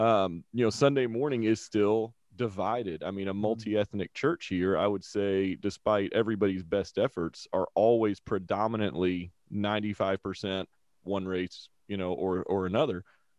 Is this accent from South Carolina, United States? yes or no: yes; South Carolina, United States; now in Missouri, United States; I grew up in a small town in South Carolina